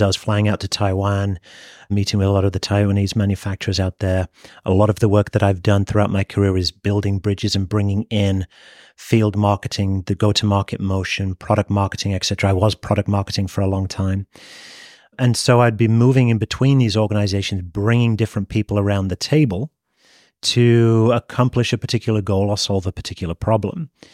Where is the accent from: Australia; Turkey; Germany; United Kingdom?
United Kingdom; moved away as an adult; also born or lived in Japan; As you can probably tell from my accent, I'm, I'm from the U K originally. born, raised, and educated there, but never actually worked there